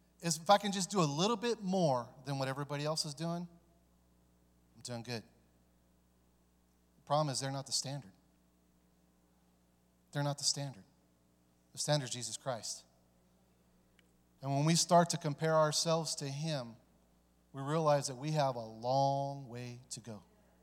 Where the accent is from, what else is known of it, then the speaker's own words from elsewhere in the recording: California, United States; also born or lived in Dayton, Ohio; You know, I was born here in Dayton, but my father took us to California because it was easier for him to get the drugs from Mexico.